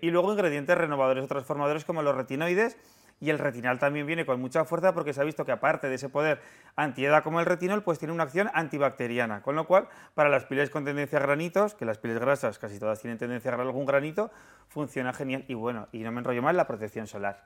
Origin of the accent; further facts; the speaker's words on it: Aragon, Spain; los tres somos maños